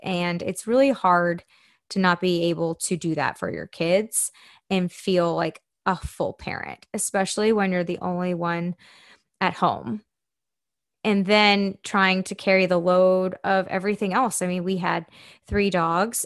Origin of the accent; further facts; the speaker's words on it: Spring, Texas, United States; moved away as an adult; also born or lived in Tampa, Florida; I am from Houston, Texas. And if you're familiar with that area, really from Spring, Texas. And I grew up there my whole life until I was eighteen